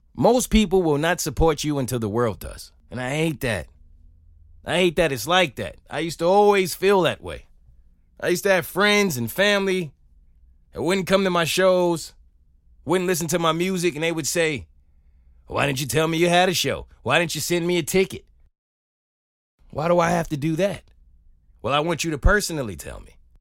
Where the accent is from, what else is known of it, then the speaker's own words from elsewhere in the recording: New York City, New York, United States; I grew up in New York City.